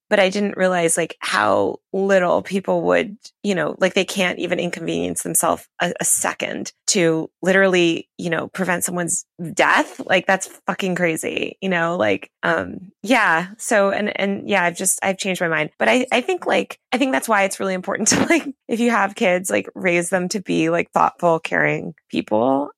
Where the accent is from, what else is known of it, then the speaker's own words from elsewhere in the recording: New York City, New York, United States; moved away; I'm from New York City originally where there's a lot of different cultures and neighborhoods